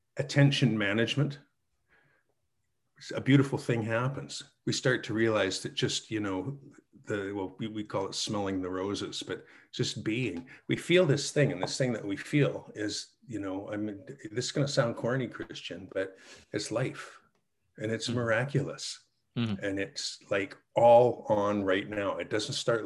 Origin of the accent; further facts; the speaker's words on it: Calgary, Alberta, Canada; My hometown, Calgary